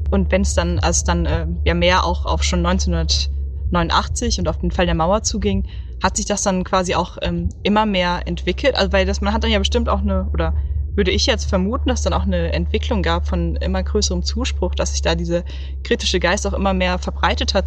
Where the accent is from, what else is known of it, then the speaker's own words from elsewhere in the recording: Oberursel, Hesse, Germany; ich komme aus Oberursel bei Frankfurt am Main.